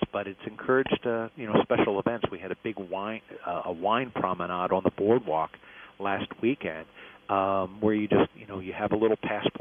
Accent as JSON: {"language": "English", "town": "Atlantic City", "region": "New Jersey", "country": "United States", "tie": "born or raised there", "also_born_or_lived": "New York City", "moved": "as an adult", "said": "I grew up in Atlantic City, moved to New York City, where I was in the restaurant industry, and then came back"}